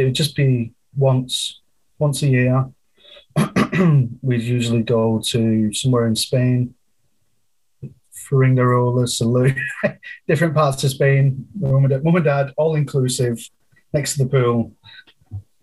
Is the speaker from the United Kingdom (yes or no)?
yes; Clitheroe, North West England, United Kingdom; moved away as an adult; now in Canada; I moved over to England when I was 3 months old